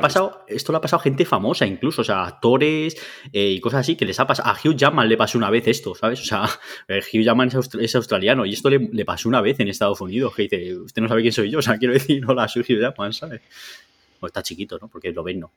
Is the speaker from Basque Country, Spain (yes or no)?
yes; Basque Country, Spain; yo, que soy vasco, vuelvo a cuando estaba en la Tola